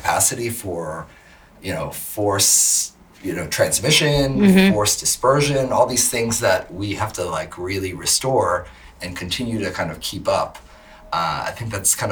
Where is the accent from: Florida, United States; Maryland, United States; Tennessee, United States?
Maryland, United States; moved away as an adult; now in Washington, D.C., United States; I grew up in Maryland, basically on the border